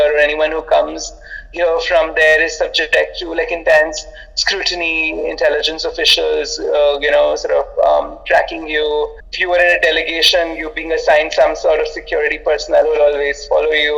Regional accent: India; I'm Indian

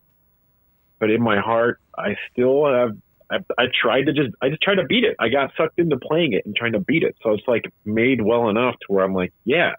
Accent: Waukegan, Illinois, United States; growing up in Waukegan, Illinois.

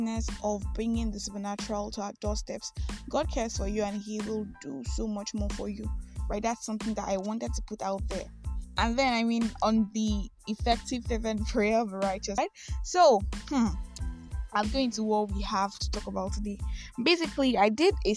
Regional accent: Nigeria; I am that Nigerian Christian Talkaholic

